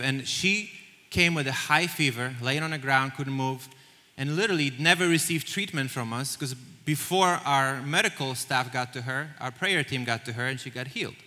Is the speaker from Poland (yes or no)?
yes; Poland; moved away as an adult; now in United States; I'm, I'm, Polish. I grew up in Poland